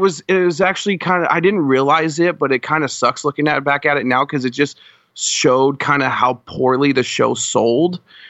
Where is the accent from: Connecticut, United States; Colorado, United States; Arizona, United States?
Colorado, United States; cause I'm originally from Colorado. {S1} Okay. {S2} So I was born and raised there, and I spent 25 years there of my life. I'm 27 now.